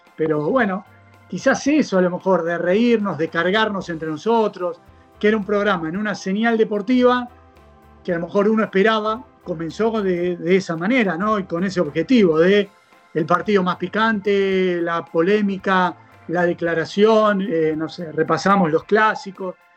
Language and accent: Spanish; Buenos Aires, Argentina; soy argentino, soy nacido aquí en Buenos Aires, hace ya 45 años